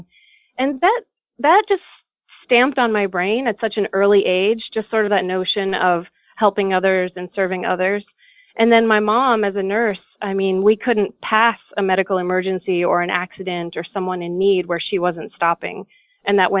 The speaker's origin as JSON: {"language": "English", "region": "South Carolina", "country": "United States", "tie": "born or raised there", "also_born_or_lived": "Utah / Armenia", "moved": "as an adult", "said": "I grew up in South Carolina"}